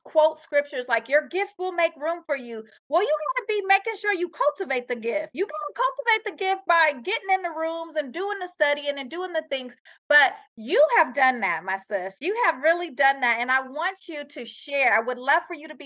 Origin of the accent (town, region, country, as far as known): United States